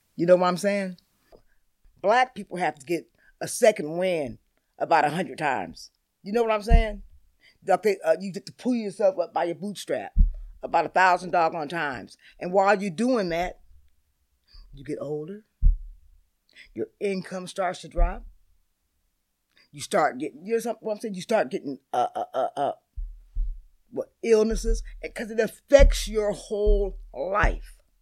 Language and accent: English; Seattle, Washington, United States; I've been in Seattle my whole life. I was born here.